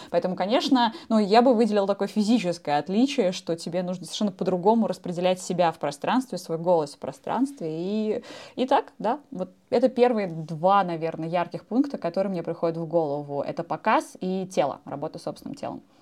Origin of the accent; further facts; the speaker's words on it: Moscow, Russia; мое большое признание в любви Москве, где я родилась